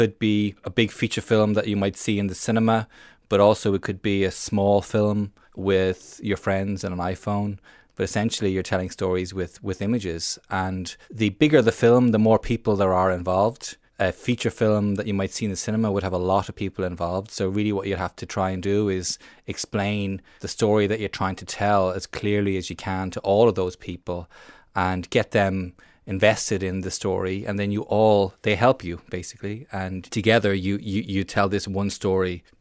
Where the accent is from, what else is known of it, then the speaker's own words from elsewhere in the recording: Ireland; I'm an Irish film director